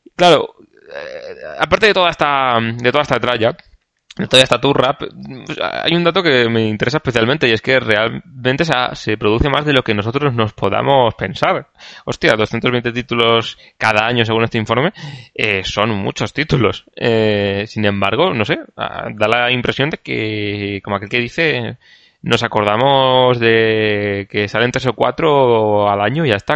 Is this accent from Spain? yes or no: yes; Canary Islands, Spain; Soy canario